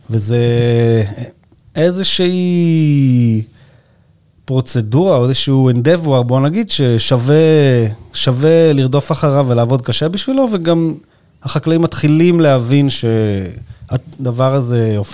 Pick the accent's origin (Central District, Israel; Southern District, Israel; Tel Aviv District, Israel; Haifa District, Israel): Haifa District, Israel; Yagur; אני קיבוצניק וזה, אני בעניינים. מאיזה קיבוץ? יגור.